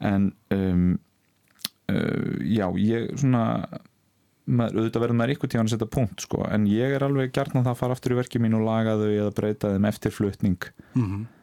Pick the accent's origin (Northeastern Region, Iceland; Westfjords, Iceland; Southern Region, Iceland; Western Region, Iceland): Westfjords, Iceland; Ísafjörður; ég er sjálfur frá Ísafyrði